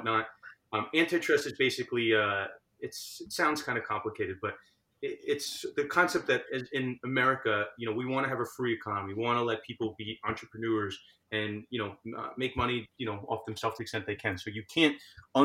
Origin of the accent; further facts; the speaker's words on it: New York, United States; New York, where I'm from